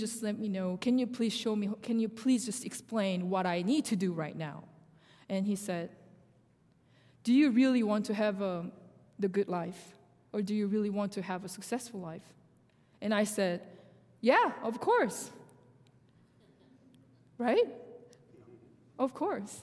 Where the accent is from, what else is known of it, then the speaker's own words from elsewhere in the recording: Seoul, South Korea; first language Korean; English is a second language; moved away as an adult; now in United States; I was born in South Korea, and I grew up in Seoul